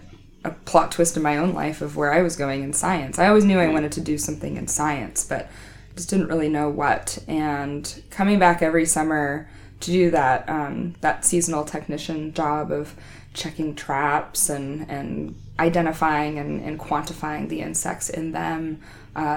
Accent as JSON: {"language": "English", "town": "Wenatchee", "region": "Washington", "country": "United States", "tie": "born or raised there", "said": "I grew up in the Wenatchee area, which is sort of the heart of tree fruit and stone fruit country in Washington State"}